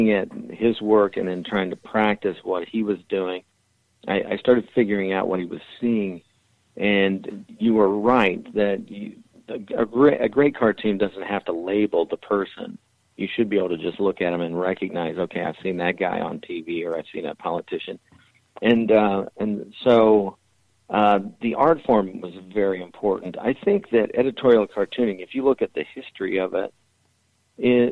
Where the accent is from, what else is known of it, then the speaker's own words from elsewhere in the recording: Danville, Indiana, United States; Danville, Indiana, my hometown